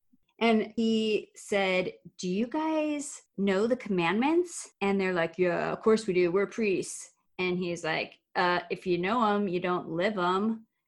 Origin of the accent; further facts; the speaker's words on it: Arizona, United States; moved away; my home state of Arizona.